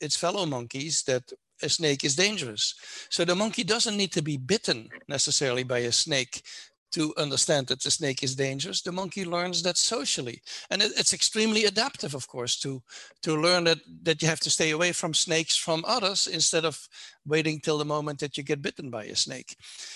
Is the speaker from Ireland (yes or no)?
no; Netherlands; now in United States; I'm not American, I'm from the Netherlands